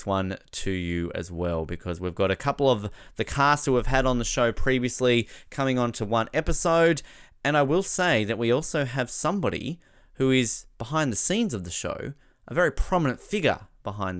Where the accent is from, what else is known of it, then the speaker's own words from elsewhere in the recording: Tasmania, Australia; my home state of Tasmania where I am